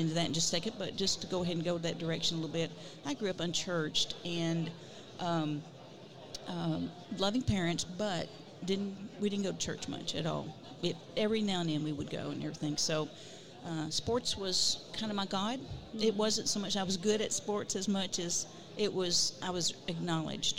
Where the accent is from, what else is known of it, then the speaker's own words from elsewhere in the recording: Dierks, Arkansas, United States; I grew up in Derricks, Arkansas